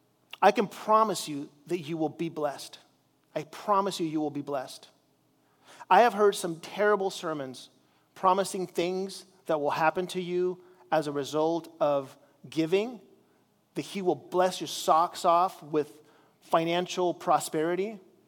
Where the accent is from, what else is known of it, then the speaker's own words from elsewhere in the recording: Chile; As you know, I grew up in Chile as a missionary there